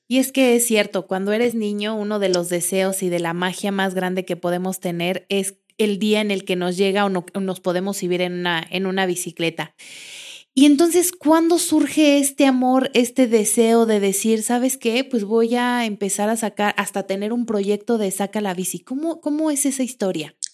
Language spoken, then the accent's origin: Spanish; Mexico City, Mexico; now in Querétaro, Mexico; yo que vengo de la Ciudad de México